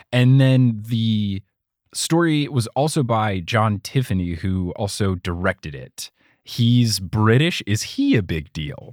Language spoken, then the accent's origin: English; United States; I am American